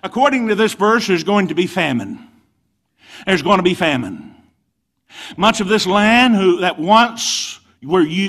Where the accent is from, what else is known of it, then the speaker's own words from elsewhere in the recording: United States; Yes, I'm an American through and through.